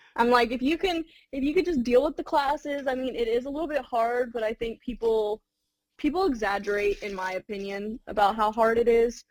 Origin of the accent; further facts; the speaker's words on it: Clayton County, Georgia, United States; also born or lived in Florida; the Clayton County area, uh, and I grew up there pretty much all of my memorable life